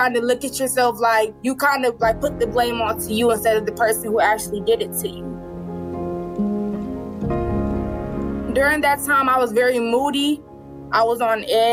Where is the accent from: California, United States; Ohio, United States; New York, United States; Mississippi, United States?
Ohio, United States; Cleveland; I'm 18 years old, and I'm from Cleveland, Ohio